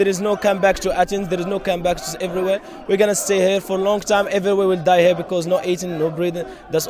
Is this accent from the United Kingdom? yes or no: no; Morocco; moved away as an adult; we are from Morocco.